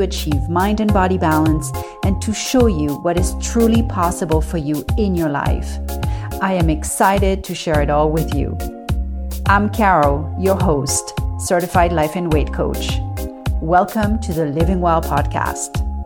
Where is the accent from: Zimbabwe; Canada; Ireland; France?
France; Paris, Île-de-France; growing up in Paris